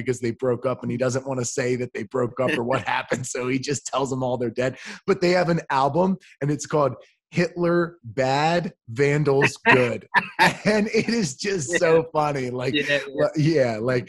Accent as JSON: {"language": "English", "country": "United States", "said": "I'm so American"}